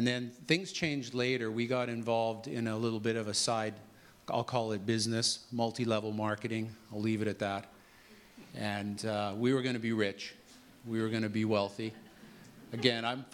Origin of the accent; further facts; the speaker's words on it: Regina, Saskatchewan, Canada; I was born in Regina in 1961, and grew up in a normal family